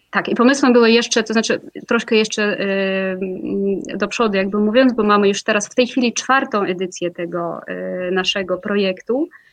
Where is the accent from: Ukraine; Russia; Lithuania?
Russia; Moscow; Polish is a second language; moved away as an adult; ja pochodzę z Moskwy, e, tam się urodziłam.